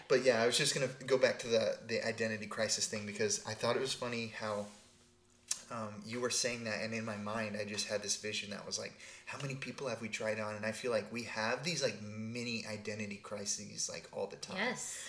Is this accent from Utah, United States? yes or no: no; Texas, United States; I grew up in Texas